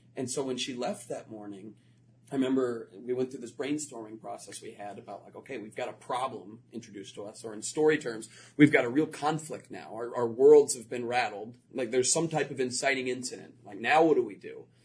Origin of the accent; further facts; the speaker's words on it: Florida, United States; moved away; I grew up in Florida